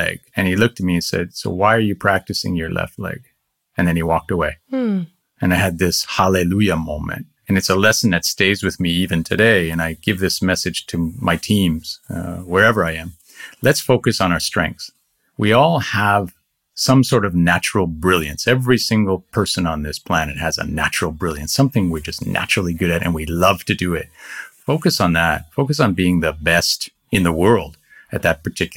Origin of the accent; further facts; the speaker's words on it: Canada; moved away as an adult; also born or lived in Singapore / India; now in Japan; growing up in Canada